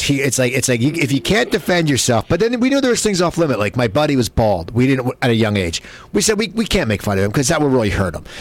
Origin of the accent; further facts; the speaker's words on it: Cherry Hill, New Jersey, United States; I grew up in New Jersey, out near uh, in Cherry Hill, near Philadelphia